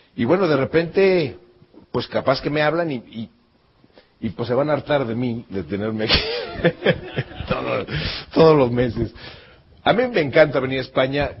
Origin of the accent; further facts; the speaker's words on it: Mexico; yo salí de México